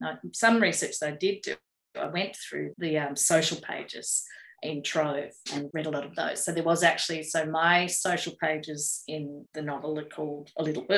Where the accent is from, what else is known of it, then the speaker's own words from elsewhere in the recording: Sydney, New South Wales, Australia; also born or lived in Bourke, New South Wales / Wellington, New South Wales; So I was born in Manly. Then we went back to Bourke where my dad was born, and we lived there for 5 or 6 years, moved back to the northern beaches